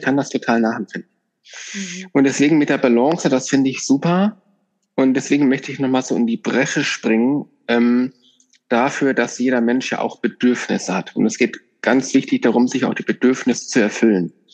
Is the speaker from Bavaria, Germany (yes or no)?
no; Northern Hesse, Germany; moved away; ich kenne das aus meiner alten Heimat, ich bin in Nordhessen aufgewachsen, ganz ländlich